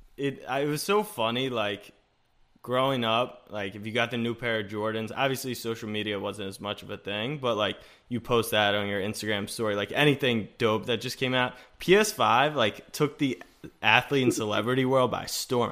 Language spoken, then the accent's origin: English; Maryland, United States; I'm from Maryland and went to McDonough, and I played against Phil